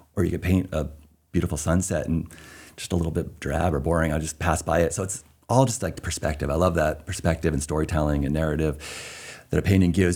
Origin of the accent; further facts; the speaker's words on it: Concord, New Hampshire, United States; moved away as an adult; also born or lived in North Shore, Massachusetts / Seattle area; now in South Portland, United States; Born in New Hampshire, the only one in my family actually born in New Hampshire. Everybody else is uh, Massachusetts. So we grew up in the formative years in North Shore, Massachusetts, Beverly, Danvers, kind of near Salem. And then um, moved up to Concord, New Hampshire